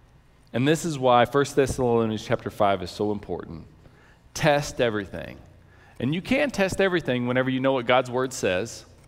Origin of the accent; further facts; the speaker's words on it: Texas, United States; He grew up in Cape Cod, I grew up in West Texas.